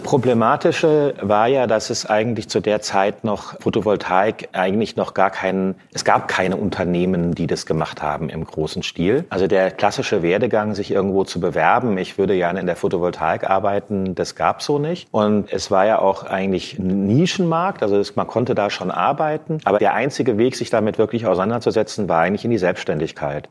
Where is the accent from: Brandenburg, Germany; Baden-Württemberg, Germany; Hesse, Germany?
Hesse, Germany; Frankfurt; moved away as an adult; now in Berlin, Germany; Ich bin gebürtig aus Frankfurt, aber direkt eigentlich nach der Schule zum Studieren nach Berlin gekommen